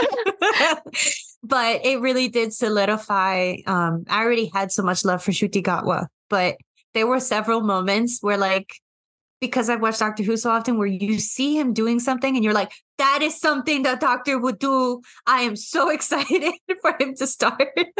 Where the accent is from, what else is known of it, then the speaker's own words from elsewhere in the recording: New York, United States; Growing up here